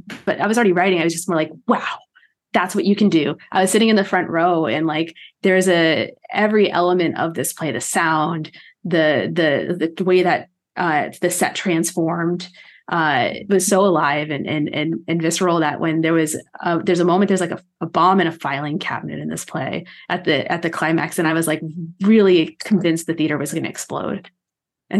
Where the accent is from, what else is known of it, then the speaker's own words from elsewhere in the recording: Texas, United States; moved away as an adult; also born or lived in East Coast / Midwest; now in Los Angeles, United States; I was raised in Texas